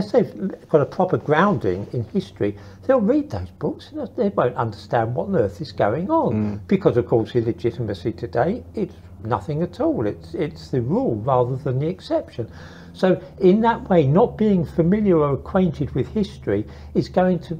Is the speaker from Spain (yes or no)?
no; London, United Kingdom; moved away; also born or lived in Custom House / Israel; I was born in Custom House and then I grew up in East London, another part of East London